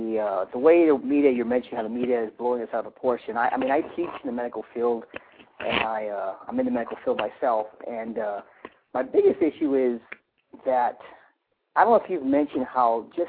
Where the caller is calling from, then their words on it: California, United States; I'm calling from California.